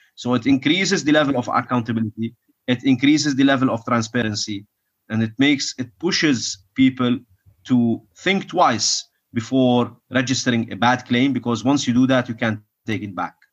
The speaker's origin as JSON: {"language": "English", "country": "Kuwait", "tie": "born or raised there", "said": "I was born in Kuwait"}